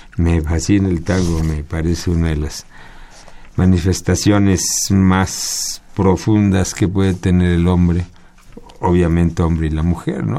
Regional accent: Mexico; Yo nací aquí en México

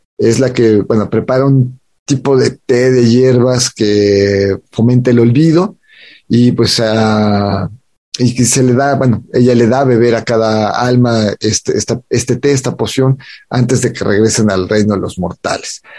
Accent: Mexico; identidad como mexicanos

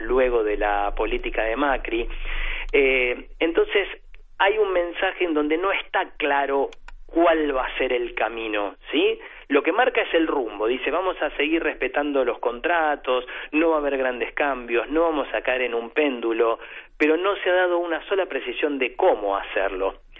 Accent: Argentina

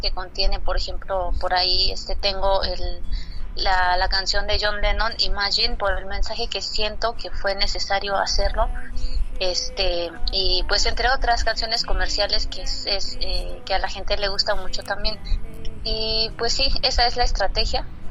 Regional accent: Sierra Mazateca, Oaxaca, Mexico; first language Mazatec; Spanish is a second language; nuestro baile tradicional en, allá en la Sierra Mazateca

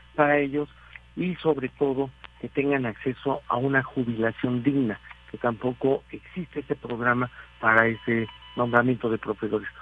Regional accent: Mexico

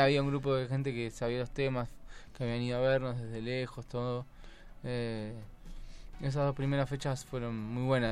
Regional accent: Buenos Aires / La Plata, Argentina; Somos de Buenos Aires, de La Plata y de Buenos Aires Capital

